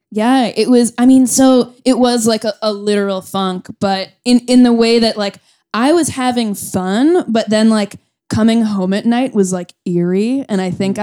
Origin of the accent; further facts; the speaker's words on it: Boston area, Massachusetts, United States; moved away as an adult; also born or lived in Chicago; now in New York, United States; I'm from the Boston area.